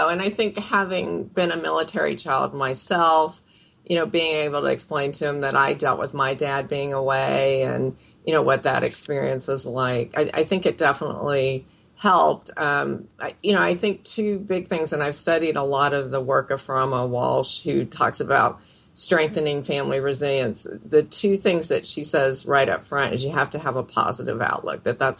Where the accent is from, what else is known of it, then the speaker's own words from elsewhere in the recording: Philippines; born there; I can't really claim, I'm from this area, except for that I was born in the Philippines.